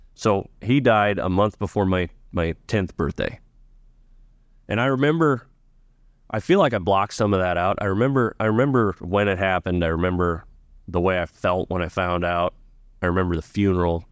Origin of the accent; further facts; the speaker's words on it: Ashton, Nebraska, United States; growing up in Ashen was great